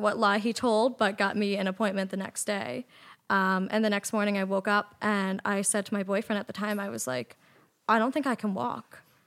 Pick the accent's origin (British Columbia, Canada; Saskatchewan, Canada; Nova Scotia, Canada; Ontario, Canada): Nova Scotia, Canada; moved away as an adult; also born or lived in Toronto; I'm from Nova Scotia and I was living in Toronto at the time